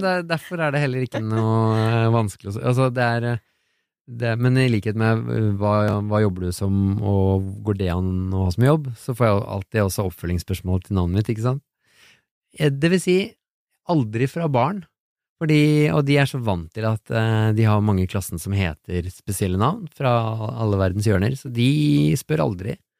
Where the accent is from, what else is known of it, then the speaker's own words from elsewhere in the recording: Oslo, Norway; also born or lived in Biri; Vi flytta til Oslo fra Biri.